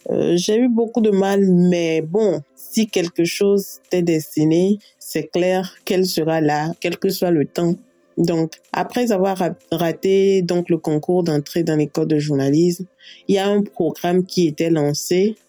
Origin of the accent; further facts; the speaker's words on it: Togo; Je réside au Togo. Je suis togolaise.